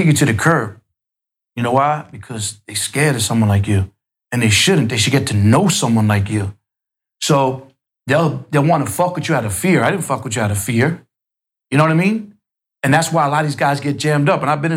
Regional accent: New York City, New York, United States; where I grew up in Queens, wasn't no projects like the Bronx.

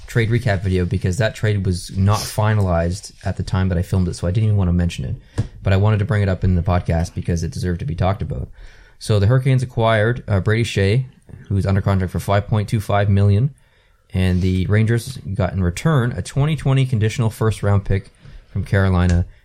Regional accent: Canada; I'm a Canadian.

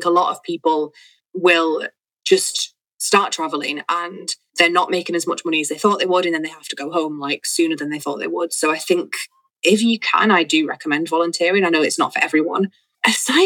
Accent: Manchester, North West England, United Kingdom; moved away as an adult; now in Valencia, Spain; I'm from Manchester

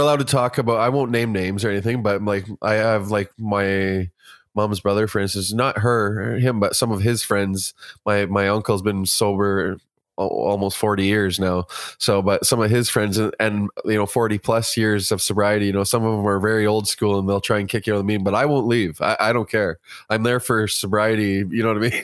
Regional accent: Kitchener, Ontario, Canada; now in Guelph, Canada; I'm from, uh, originally from Kitchener, Ontario, but I reside in Guelph now.

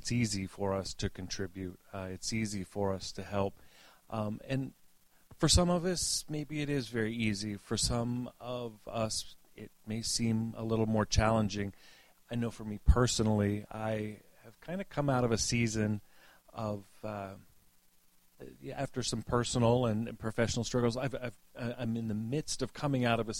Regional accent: the South, United States; moved away; what I was raised with in the South

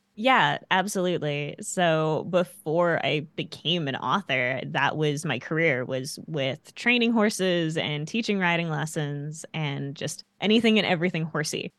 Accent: Canada; as a little kid growing up in Canada

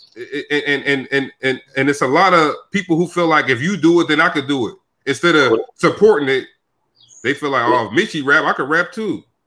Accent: Sacramento, California, United States; moved away as an adult; now in Brooklyn, United States; I'm from Sacramento, but now I live in Brooklyn, New York

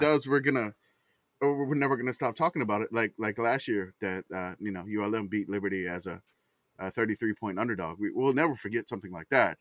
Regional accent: New Orleans, Louisiana, United States; growing up in New Orleans

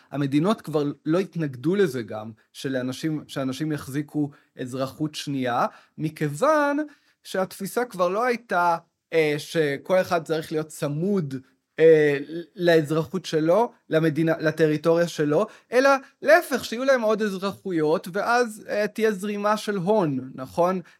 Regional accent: Tel Aviv, Tel Aviv District, Israel; אם נסתכל רק על מה שקרה אה, בישראל בשנה האחרונה, אני כתל אביבי, מבחינות מסוימות, הרגשתי אה, עד שבעה באוקטובר, מאוד אזרח של עיר המדינה שלי, תל אביב.

